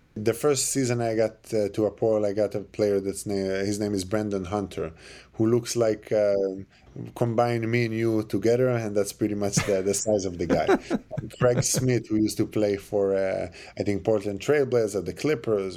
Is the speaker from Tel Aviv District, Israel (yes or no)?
no; Jerusalem, Jerusalem District, Israel; moved away; I was born and raised in Jerusalem